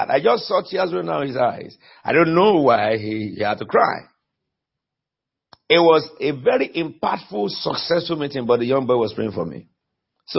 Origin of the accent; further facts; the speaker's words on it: Nigeria; now in United Kingdom; I was born in Nigeria and I was sent by God to United Kingdom.